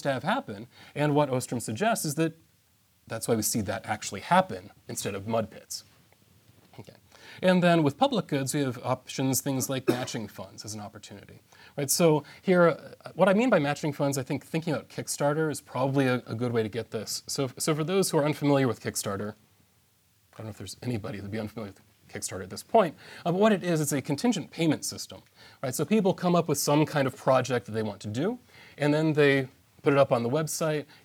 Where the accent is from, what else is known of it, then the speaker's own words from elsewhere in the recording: United States; I'm an American